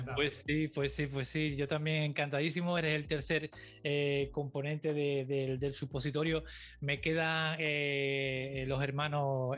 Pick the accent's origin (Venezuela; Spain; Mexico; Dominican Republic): Spain; Cádiz, Andalusia; moved away; yo soy de Cádiz